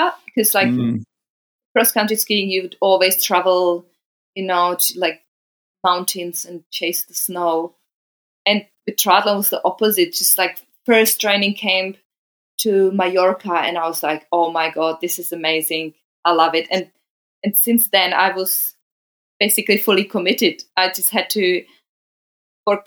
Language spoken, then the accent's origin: English; Czechia; also born or lived in Germany; I was born in Czech Republic, but then my dad got like a job offer to be a tennis coach in Germany.